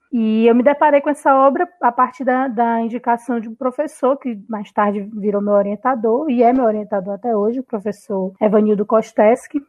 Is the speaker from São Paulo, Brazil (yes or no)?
no; Fortaleza, Ceará, Brazil; Eu sou fortalezense mesmo, né? Sou cearense nata.